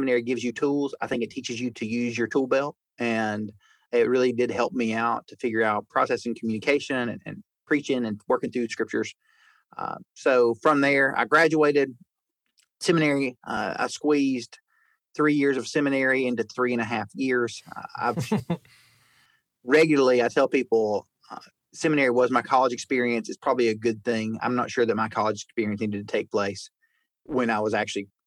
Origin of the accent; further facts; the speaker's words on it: Chattanooga, Tennessee, United States; I grew up in Chattanooga.